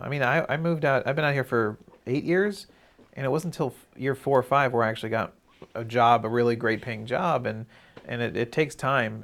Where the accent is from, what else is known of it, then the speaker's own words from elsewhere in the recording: Maryland, United States; moved away; I'm from the East Coast, I'm from Maryland